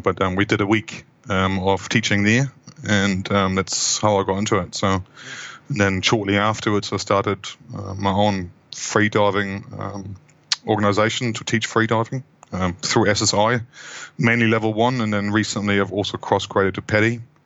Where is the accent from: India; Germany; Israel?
Germany; Hamburg; moved away as an adult; also born or lived in Wellington, New Zealand; now in New Zealand; originally from Hamburg in Germany, uh, that's where I grew up.